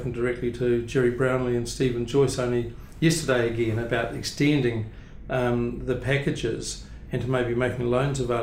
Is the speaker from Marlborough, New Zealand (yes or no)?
yes; Blenheim, Marlborough, New Zealand; also born or lived in Clyde, Central Otago; I was born in Clyde, central Otago, but I was living in Blenheim from the age of four. So Blenheim is really home